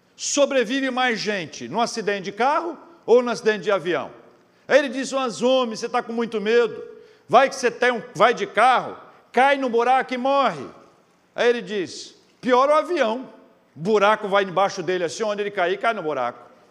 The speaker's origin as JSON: {"language": "Portuguese", "region": "Espírito Santo", "country": "Brazil", "also_born_or_lived": "Vitória / Campinas", "said": "Eu sou do Espírito Santo, capixaba"}